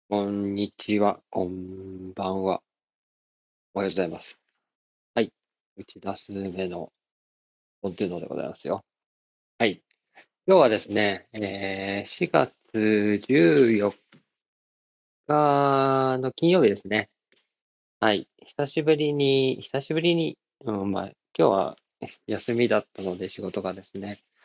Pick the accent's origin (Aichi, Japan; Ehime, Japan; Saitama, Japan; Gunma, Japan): Gunma, Japan; Takasaki; 高崎は、あの、商業都市の、ファッション系の、アパレル系のお店も多い感じの、割と前橋よりも賑わってる感じの街で、僕もそこ出身なんですけど